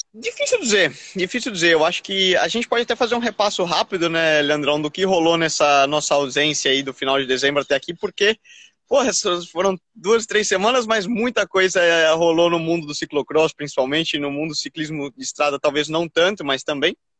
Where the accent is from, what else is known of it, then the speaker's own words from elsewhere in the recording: Brazil; eu com essa minha cara aqui de, de brasileiro nato